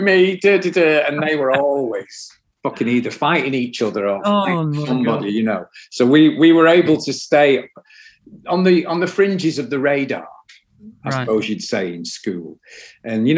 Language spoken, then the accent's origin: English; Salford, North West England, United Kingdom; also born or lived in Jamaica; we moved to Jamaica from Odsall in Salford